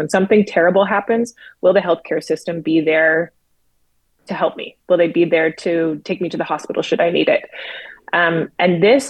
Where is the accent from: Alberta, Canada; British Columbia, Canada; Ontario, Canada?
Alberta, Canada; Lethbridge; I'm from Lethbridge originally